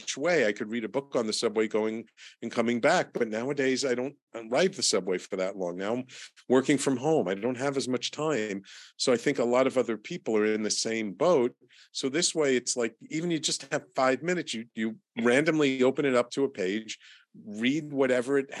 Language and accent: English; New York City, New York, United States; growing up in the Bronx in the 60s and 70s and 80s